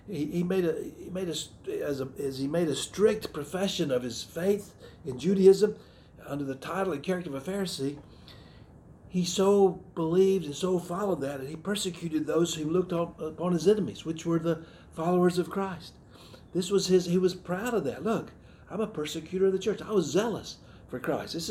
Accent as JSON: {"language": "English", "region": "the South", "country": "United States", "tie": "born or raised there", "said": "My cultural heritage, I grew up in the South. Uh, my, my Southern heritage is, was very important to me."}